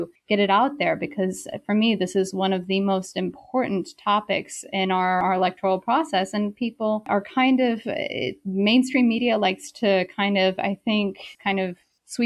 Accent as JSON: {"language": "English", "region": "South Carolina", "country": "United States", "also_born_or_lived": "Beijing, China", "moved": "as an adult", "said": "I'm originally from South Carolina, and I did my undergraduate in South Carolina at Wofford College."}